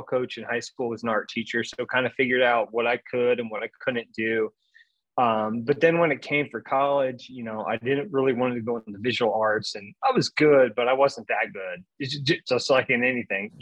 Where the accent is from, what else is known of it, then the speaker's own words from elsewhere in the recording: Central Illinois, United States; moved away as an adult; now in Louisville, United States; I grew up in Central Illinois, small farming community, small town